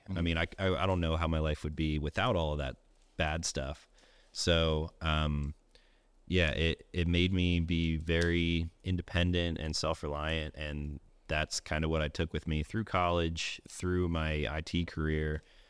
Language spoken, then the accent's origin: English; Pennsylvania, United States; I grew up in Eastern Pennsylvania, north of Philadelphia, about an hour and a half, kind of in a pretty rural area, similar to this, like very small town.